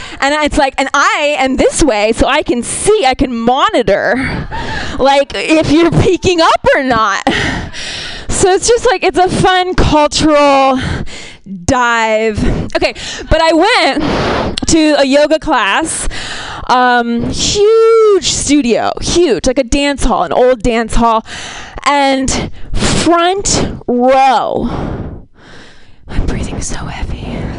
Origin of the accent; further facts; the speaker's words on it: Ohio, United States; I'm from Ohio. So this is like my Europe.